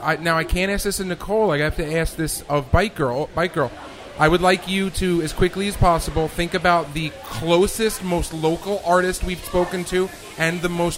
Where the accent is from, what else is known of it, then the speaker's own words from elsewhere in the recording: New York City, New York, United States; I'm from Brooklyn.